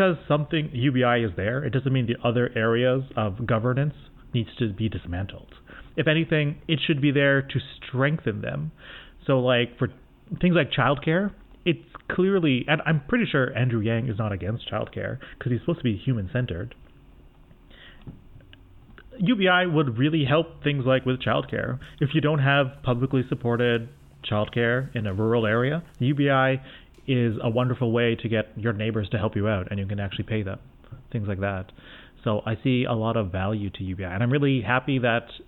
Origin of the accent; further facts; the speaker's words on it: Canada; I'm Canadian